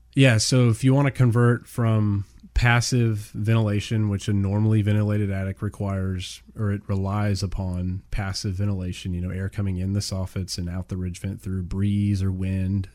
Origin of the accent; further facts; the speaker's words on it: Houston, Texas, United States; we're both born and raised in the Houston area.